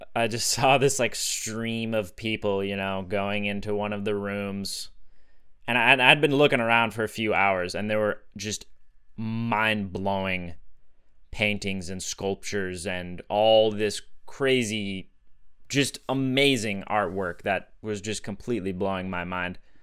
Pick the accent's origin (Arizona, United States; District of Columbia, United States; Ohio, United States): Arizona, United States; Sedona; Growing up in Sedona